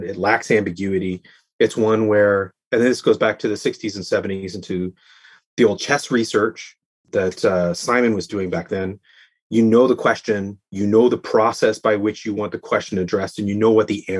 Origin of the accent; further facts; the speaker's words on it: Canada; As a Canadian, we need heating in our houses.